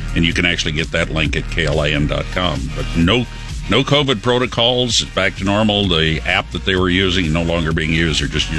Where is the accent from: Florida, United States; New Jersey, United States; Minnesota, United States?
Minnesota, United States; I was growing up in Minnesota